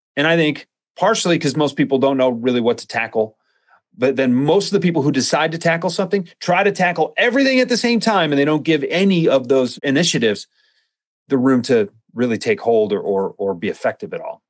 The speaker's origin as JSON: {"language": "English", "region": "Midwest", "country": "United States", "said": "I'm from the Midwest"}